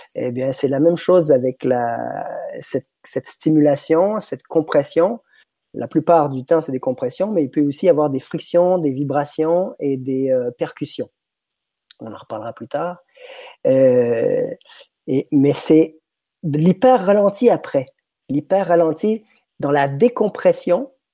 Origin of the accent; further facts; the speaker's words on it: Quebec, Canada; moved away as an adult; now in France; je suis québécois, je suis débarqué en France en 99.